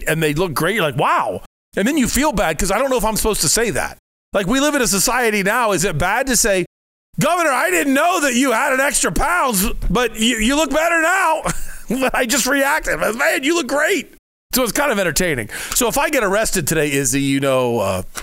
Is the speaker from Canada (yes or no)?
no; Midwest, United States; now in Arizona, United States; being a Midwesterner